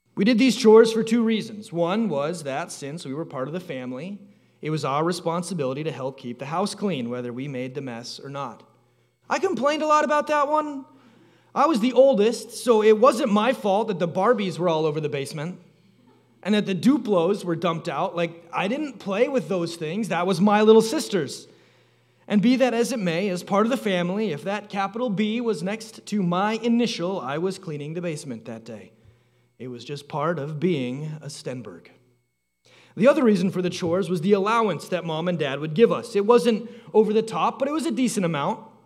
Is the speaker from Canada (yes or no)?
yes; Canada; Growing up in Canada, there was a calendar that hung by the back door at our house.